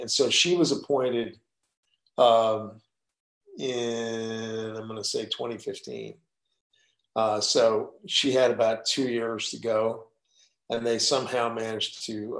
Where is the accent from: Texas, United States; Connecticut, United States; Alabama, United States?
Texas, United States; I'm from Texas